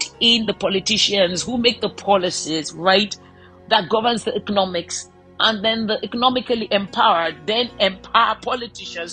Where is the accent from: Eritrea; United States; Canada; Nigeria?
Nigeria; I've been vested in being a Nigerian and I love my country so much